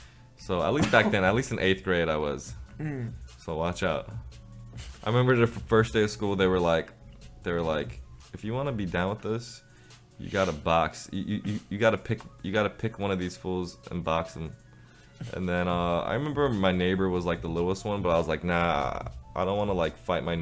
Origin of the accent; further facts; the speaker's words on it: China; born there; also born or lived in Japan / Illinois / California; I was born in China. I lived in Japan for 2 years, so yeah. I speak Japanese decently.